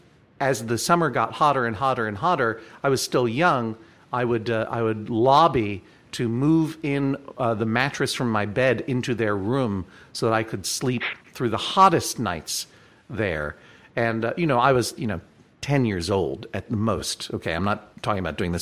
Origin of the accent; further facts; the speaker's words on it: Boston, Massachusetts, United States; when I grew up in the Boston area in the 70s and 80s